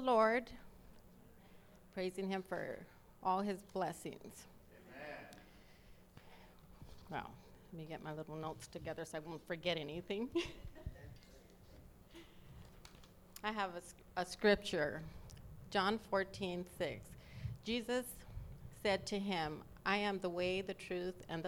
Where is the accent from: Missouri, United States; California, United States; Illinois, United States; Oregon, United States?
California, United States; Los Angeles; I was born in East L.A., but I was like 3 or 4, we moved to West L.A.